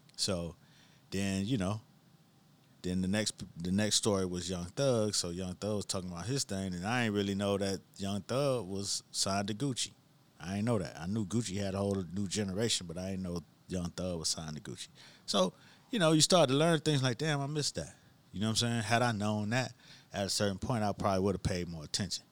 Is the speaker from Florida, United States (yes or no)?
yes; Miami, Florida, United States; growing up in Miami, you, you specifically knew when mango season was